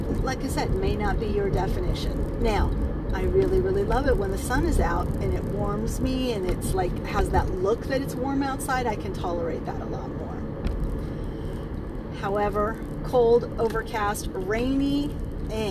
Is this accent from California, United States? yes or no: yes; California, United States; moved away; also born or lived in Oklahoma; I grew up in California